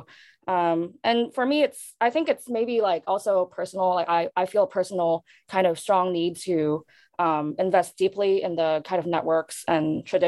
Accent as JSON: {"language": "English", "country": "Hong Kong", "tie": "born or raised there", "moved": "yes", "said": "I'm somewhere between local, born and raised in Hong Kong, and also somewhere diasporic, but not Asian American."}